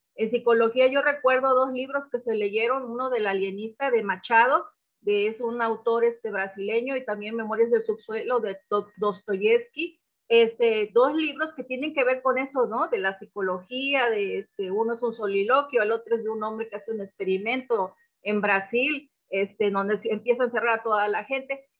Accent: Papantla, Veracruz, Mexico; moved away; also born or lived in Poza Rica / Tuxpan; yo nací en la ciudad de Papantla

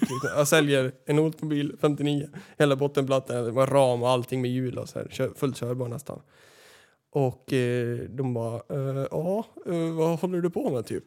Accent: Västerås, Västmanland, Sweden; uppväxt här på f, flygfältet i Västerås

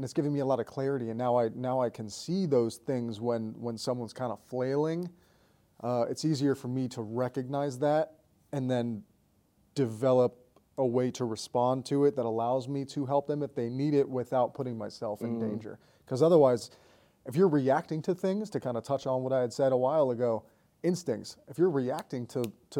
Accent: Colorado Springs, Colorado, United States; moved away as an adult; also born or lived in Florida; I grew up in Colorado Springs, Colorado.

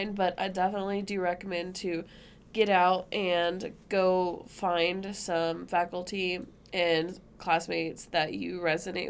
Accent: hometown about 2.5-3 hours from Austin, Texas, United States; moved away; we only live 3 hours from Austin, or 2.5 hours from Austin, like in my hometown

